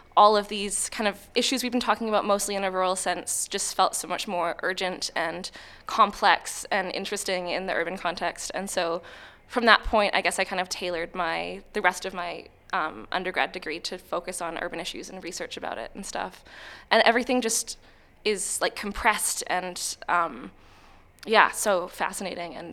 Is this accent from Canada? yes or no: yes; Vancouver, British Columbia, Canada; now in Australia; So I'm from Vancouver